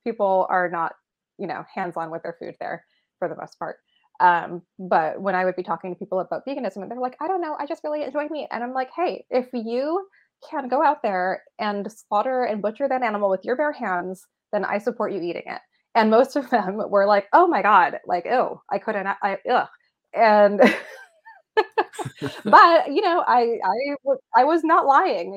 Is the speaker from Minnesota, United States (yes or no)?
no; San Francisco, California, United States; moved away as an adult; now in Willamette Valley, Oregon, United States; I was born and raised in San Francisco.